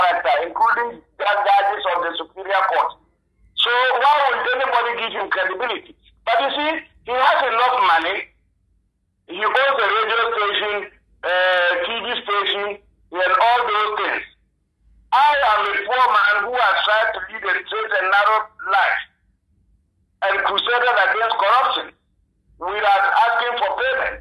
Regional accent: Ghana; I'm a Ghanaian.

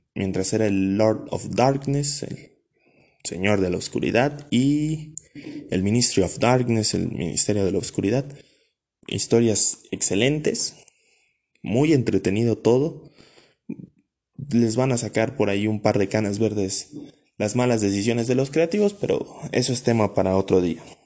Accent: Mexico; como mexicano

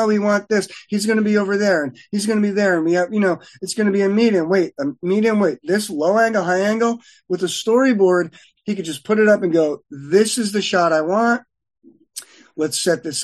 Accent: Connecticut, United States; moved away as an adult; now in Los Angeles, United States; I was from Connecticut

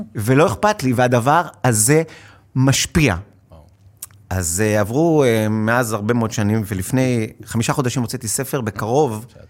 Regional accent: Hod HaSharon, Central District, Israel; now in Tel Aviv, Israel; במקור בהוד השרון, היום אני מתל אביב

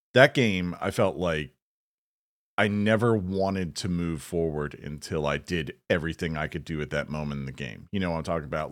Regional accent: the South, United States; as a Southerner

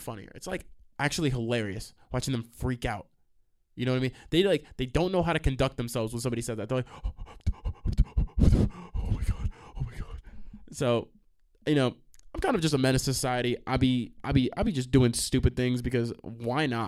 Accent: New York, United States; I'm from New York

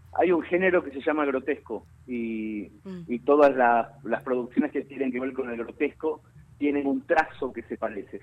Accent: Mercedes, Buenos Aires Province, Argentina; en mi pueblo natal y en mi barrio

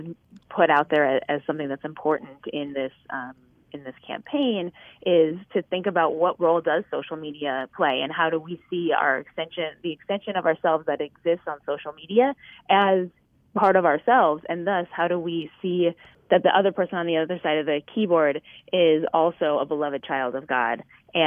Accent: Midwest, United States; I'm a Midwesterner

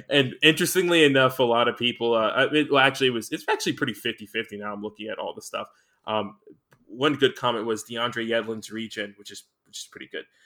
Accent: United States; being American

